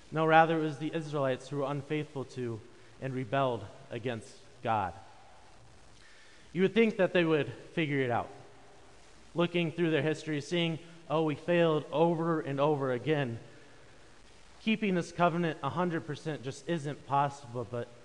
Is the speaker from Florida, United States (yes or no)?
no; Wisconsin, United States; proud Midwesterners, proud Wisconsinites, and proud members of the Driftless region.